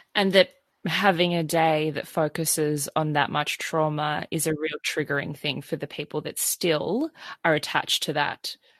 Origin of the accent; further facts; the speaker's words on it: Sydney, New South Wales, Australia; growing up in Sydney, Australia, it was even in my education through primary school, through high